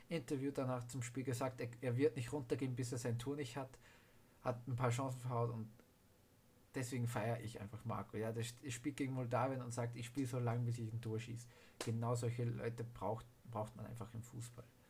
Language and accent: German; Austria; ich natürlich für Österreich bin als Österreicher